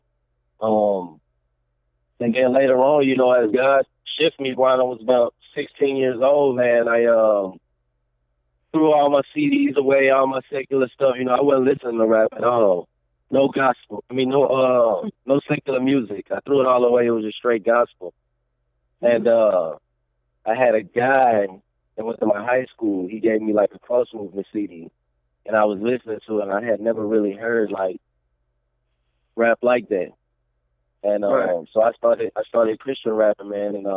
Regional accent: Baton Rouge, Louisiana, United States; I'm from Baton Rouge, Louisiana

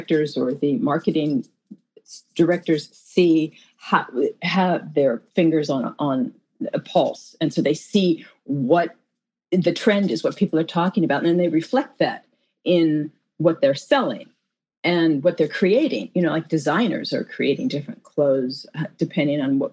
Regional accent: Los Angeles, California, United States; I was born in Hollywood, California

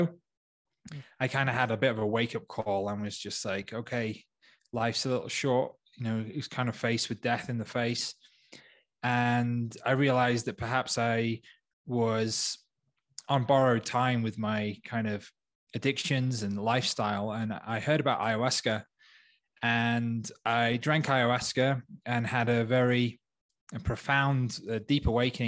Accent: Wales, United Kingdom; moved away as an adult; also born or lived in London, United Kingdom; now in Peru; I'm from Wales in the UK originally

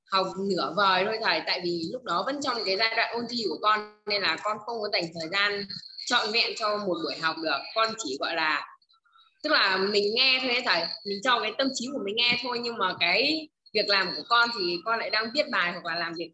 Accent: Ho Chi Minh City, Vietnam; con chào cả nhà … con đến từ thành phố hồ chí minh

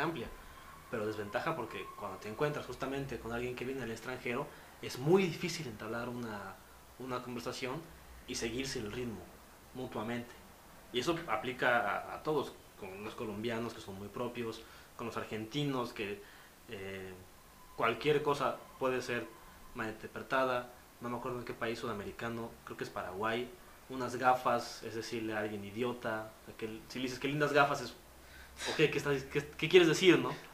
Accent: Mexico; soy de México

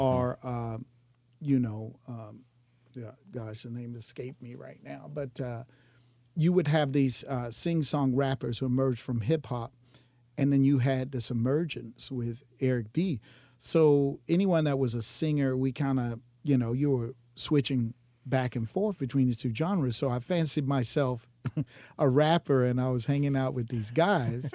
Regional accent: Jacksonville, Florida, United States; Born and raised in Jacksonville

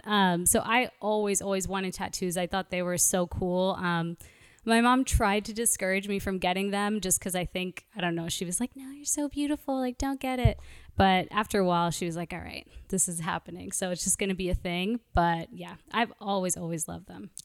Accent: New York, United States; moved away as an adult; now in Los Angeles, United States; I'm originally from Brooklyn, New York

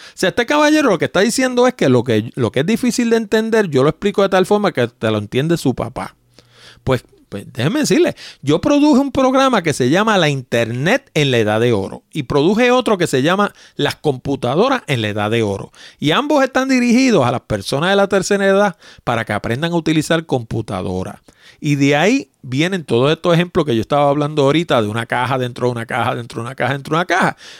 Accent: Puerto Rico; accent: Puerto Rican; also born or lived in New York; Yo me crié en Puerto Rico, yo nací en Nueva York, Vine aquí de nueve años y tengo 60, así que llevo 51 años inmerso

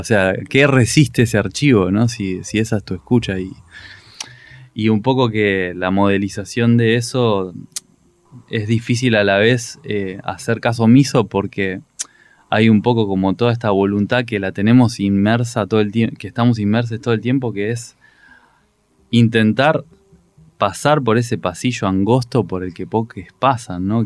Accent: La Plata, Buenos Aires Province, Argentina; moved away as an adult; now in Buenos Aires, Argentina; yo soy muy platense, digamos, por más que vivo en Buenos Aires todavía

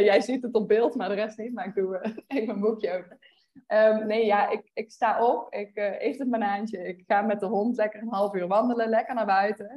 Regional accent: Veldhoven, North Brabant, Netherlands; moved away as an adult; also born or lived in Utrecht / Eindhoven; now in Austin, United States; ik kom uit het Brabantse Veldhoven

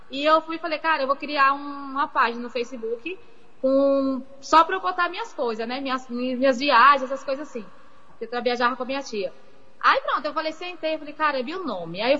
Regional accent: Bahia, Brazil; now in São Paulo, Brazil; vim para São Paulo, eu saí da Bahia

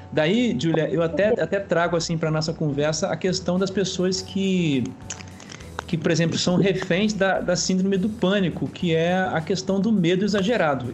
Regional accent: Itaperuna, Rio de Janeiro, Brazil; nós somos de Itaperuna, no estado do Rio de Janeiro

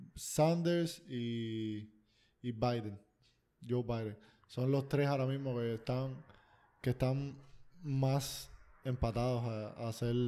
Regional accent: Cuba; soy cubano

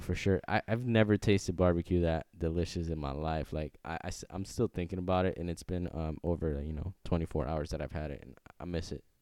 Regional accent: Tampa, Florida, United States; I'm from Tampa, Florida

